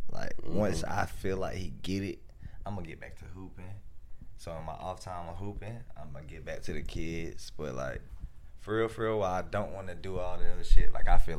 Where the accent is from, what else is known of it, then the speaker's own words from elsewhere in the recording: Fayetteville, North Carolina, United States; I come from Little Fayetteville.